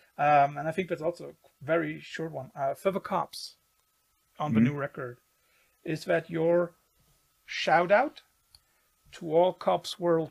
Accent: Cologne, North Rhine-Westphalia, Germany; I grew up in Cologne, like Western Germany, close to the Dutch border.

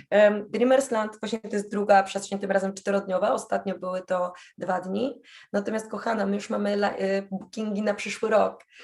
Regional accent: Poland; się pytają, a skąd jesteś? Z Polski.

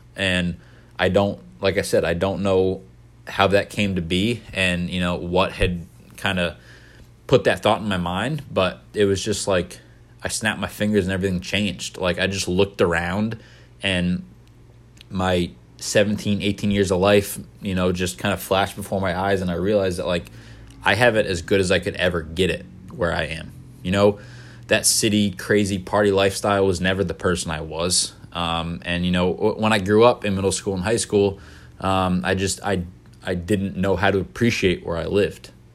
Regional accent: Maine, United States; I was born and raised in Maine, but my parents weren't

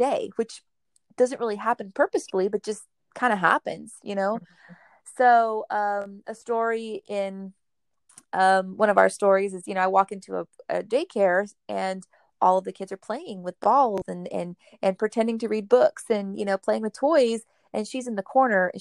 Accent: Rio Grande Valley, south Texas, United States; I'm actually from the Rio Grande Valley. It's the very tip of Texas, south Texas, the most south you can probably go in our country. And we come from an area that is underserved. There's very little resources, particularly, I think, when it comes to special education, special needs, you know, that whole special needs population. But we grew up here

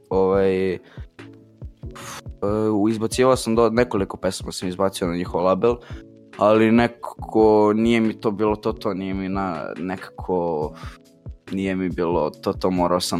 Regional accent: Belgrade, Serbia; e, dolazim iz Borče, imam 15 godina i bavim se muzikom.

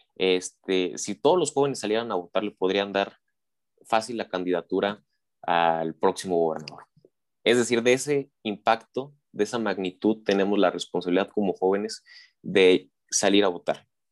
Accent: Mexico; also born or lived in San Luis Potosí; tenemos como ciudadanos mexicanos

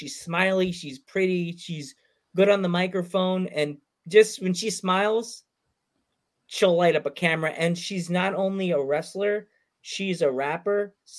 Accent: East Coast, United States; even though we're from the East Coast.

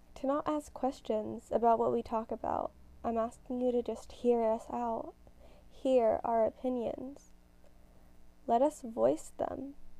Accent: United States; I'm a Gen Z teen growing up in America.

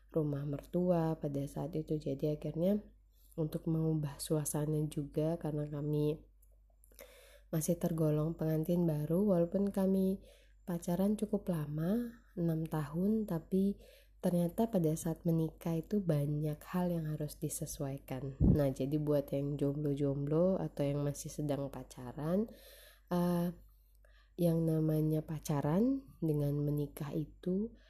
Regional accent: North Sumatra, Indonesia; istilahnya kalau kata kami orang Batak manjayo

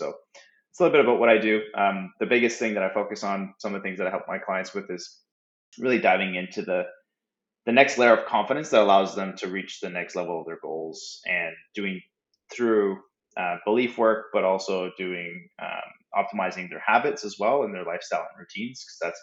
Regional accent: Moncton, New Brunswick, Canada; I'm a Canadian, born and raised in Atlanta, Canada, Moncton, New Brunswick

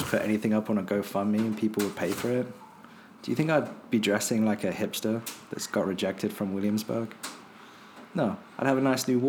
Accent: United Kingdom; now in United States

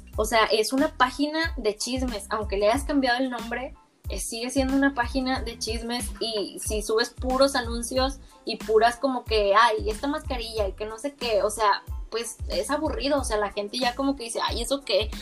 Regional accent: Monterrey, Nuevo León, Mexico; yo toda mi vida he vivido en Monterrey, soy de Monterrey

